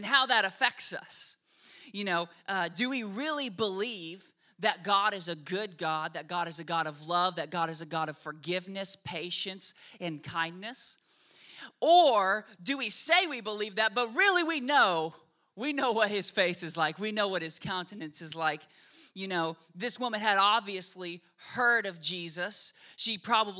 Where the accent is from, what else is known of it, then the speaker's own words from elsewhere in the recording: Oklahoma, United States; also born or lived in Washington State; now in Shreveport, United States; I was born in Washington State, and when I was 6 months old, for whatever reason, my parents moved me and our whole family to the godless land of Oklahoma.